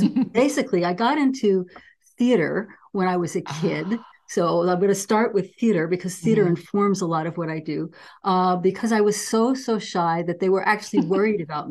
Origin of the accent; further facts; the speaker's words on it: New York City, New York, United States; also born or lived in Weaverville, California; now in Oakland, United States; I grew up in New York City